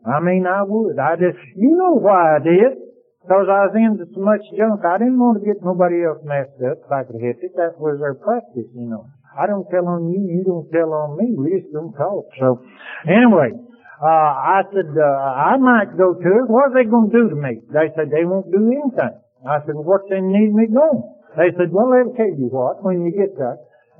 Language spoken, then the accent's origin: English; Athens, Tennessee, United States; I said, I'm from Athens, Tennessee, if I'm from anywhere.